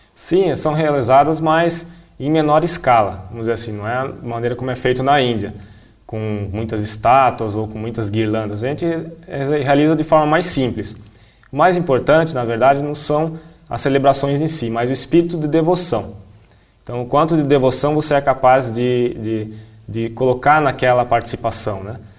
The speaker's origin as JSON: {"language": "Portuguese", "country": "Brazil", "said": "eu sou um monge assistente, sou brasileiro"}